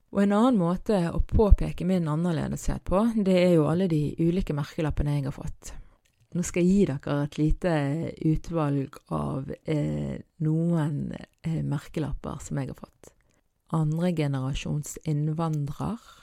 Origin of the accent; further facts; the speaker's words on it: Bergen, Vestland, Norway; på dialekten min og på hvor i Bergen jeg er ifra